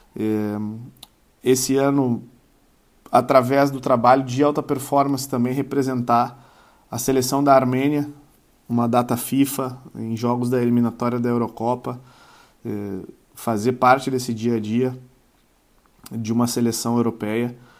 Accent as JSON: {"language": "Portuguese", "town": "Uruguaiana", "region": "Rio Grande do Sul", "country": "Brazil", "tie": "born or raised there", "moved": "yes", "said": "Uruguaiana, né? a minha cidade natal, onde nasci, cri... fui criado lá"}